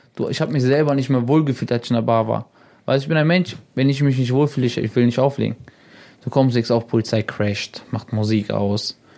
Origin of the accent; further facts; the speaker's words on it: Salzgitter, Lower Saxony, Germany; also born or lived in Braunschweig; ich komme mhm. aus Braunschweig, aus Salzgitter, Braunschweig